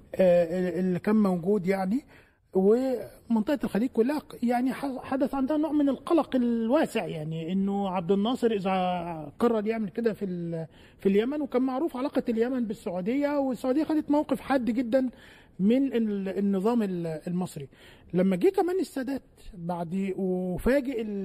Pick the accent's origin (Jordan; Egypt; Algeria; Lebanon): Egypt; عندنا في مصر